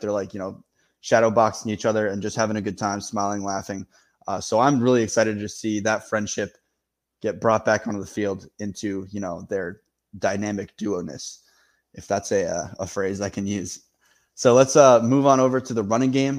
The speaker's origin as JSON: {"language": "English", "region": "Maine", "country": "United States", "tie": "born or raised there", "said": "I grew up in Maine"}